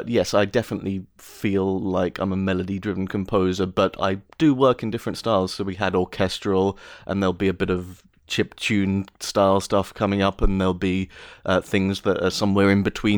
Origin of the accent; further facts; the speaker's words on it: London, United Kingdom; I'm from London